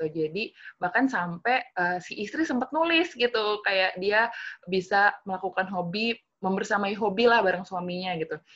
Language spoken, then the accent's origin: Indonesian; Kudus, Central Java, Indonesia; Kudus harus tahu dong itu, itu kampung halaman saya juga